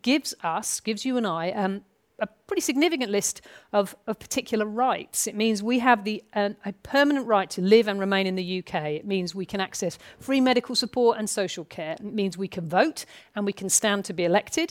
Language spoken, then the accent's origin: English; United Kingdom; I am a British citizen